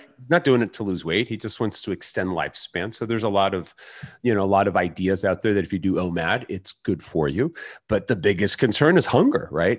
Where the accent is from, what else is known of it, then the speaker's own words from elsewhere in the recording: Mexico City, Mexico; moved away; born in Mexico City